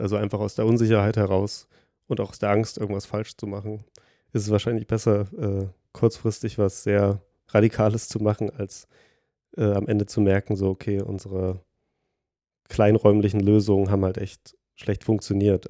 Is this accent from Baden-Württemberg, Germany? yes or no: no; Thuringia, Germany; moved away; ich komme ja aus Thüringen